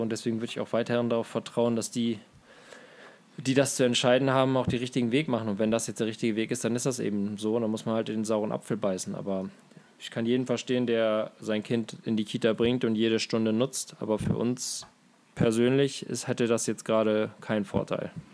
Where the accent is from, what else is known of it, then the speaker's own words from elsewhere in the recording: Glandorf, Lower Saxony, Germany; mein Heimatdorf Glandorf